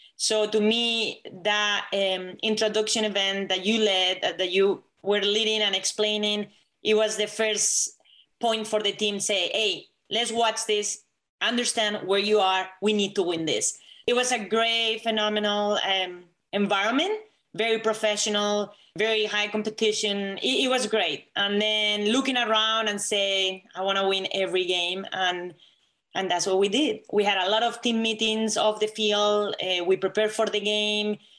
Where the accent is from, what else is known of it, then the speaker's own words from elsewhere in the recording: Spain; English is a second language; moved away as an adult; now in United States; I'm not Latina because I'm from Spain.